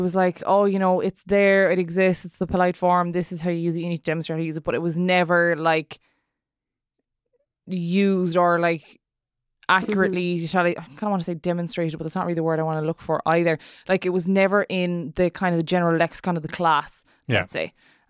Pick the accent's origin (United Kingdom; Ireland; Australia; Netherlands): Ireland; Munster; accent: Munster Irish; Whereas when I'm speaking Irish, because I have the Munster Conunth, my first person singular past tense would end in an S.